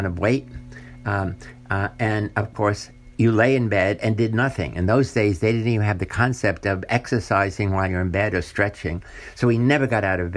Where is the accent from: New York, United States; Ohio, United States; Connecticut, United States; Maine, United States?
New York, United States; New York City; I grew up in the South Bronx, a ghetto in New York City at that time